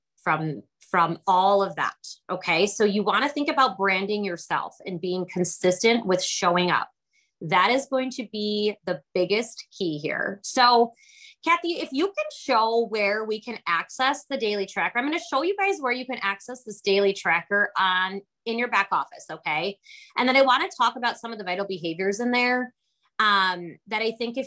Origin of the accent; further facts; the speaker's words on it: Kenosha, Wisconsin, United States; I'm from Kenosha, Wisconsin, so I am a cheesehead here.